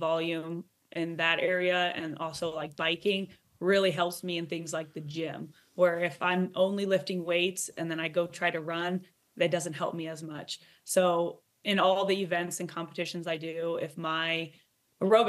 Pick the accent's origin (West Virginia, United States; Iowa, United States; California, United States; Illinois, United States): Iowa, United States; Growing up in Iowa